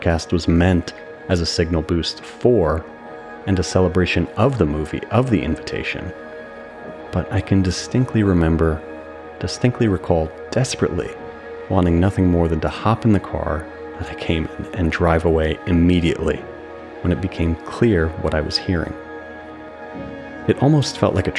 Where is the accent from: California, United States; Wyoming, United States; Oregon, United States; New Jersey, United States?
New Jersey, United States; my hometown in New Jersey